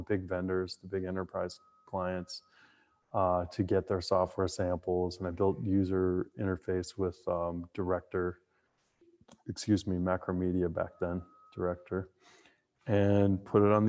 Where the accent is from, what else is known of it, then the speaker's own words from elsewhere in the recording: Merrimack, New Hampshire, United States; also born or lived in Massachusetts; I grew up in New Hampshire, born in Massachusetts, grew up in New Hampshire, South Central New Hampshire